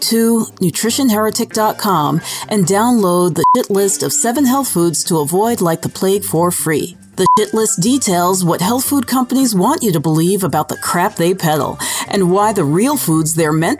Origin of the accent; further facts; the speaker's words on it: New York, United States; I'm from New York